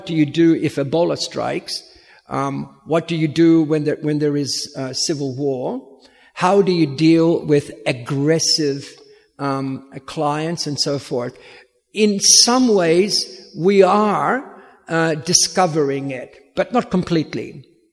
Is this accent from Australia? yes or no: yes; Williamstown, Victoria, Australia; moved away as an adult; also born or lived in Sydney; I'm from Williamstown